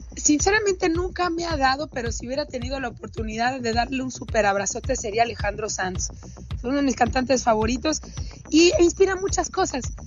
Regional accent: Mexico

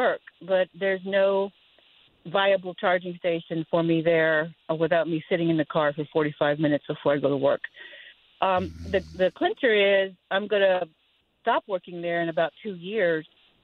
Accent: Forsyth County, Georgia, United States; I'm from Forsyth County, so I commute into Atlanta on a daily basis.

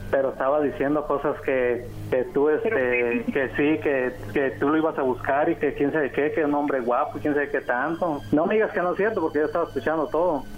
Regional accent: Sinaloa, Mexico; yo soy de, de Sinaloa.

